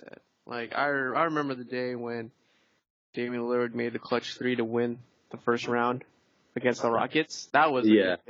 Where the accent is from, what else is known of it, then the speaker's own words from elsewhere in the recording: Portland, Oregon, United States; that's my hometown